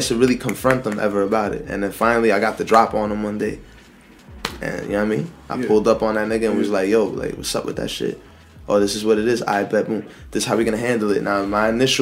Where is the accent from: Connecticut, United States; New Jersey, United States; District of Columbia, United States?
New Jersey, United States; Jersey City; I'm born and raised in Jersey City